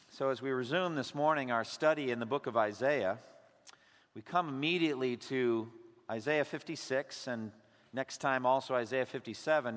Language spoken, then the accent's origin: English; United States; for us as American Christians